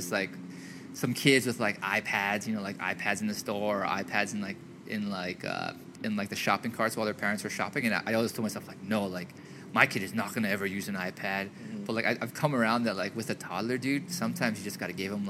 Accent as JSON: {"language": "English", "region": "Hawaii", "country": "United States", "tie": "born or raised there", "said": "growing up in Hawaii and like being from Hawaii"}